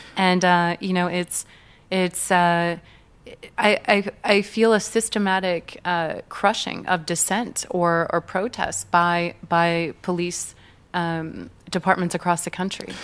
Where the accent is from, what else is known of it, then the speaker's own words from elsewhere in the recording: St. Louis, Missouri, United States; moved away; I grew up in the Midwest, so the middle of the country